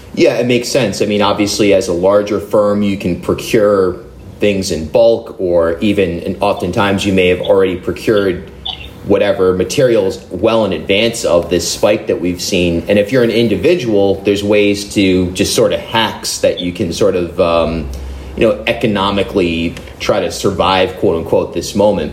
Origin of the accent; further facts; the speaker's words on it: Rhode Island, United States; moved away as an adult; also born or lived in New York / Newport; I grew up in Rhode Island, but I moved to to Newport after 10 years in New York